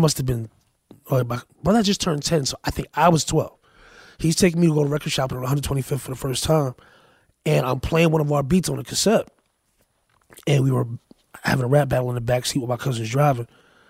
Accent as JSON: {"language": "English", "town": "Paterson", "region": "New Jersey", "country": "United States", "tie": "born or raised there", "also_born_or_lived": "Hackensack", "said": "But I grew up in Patterson."}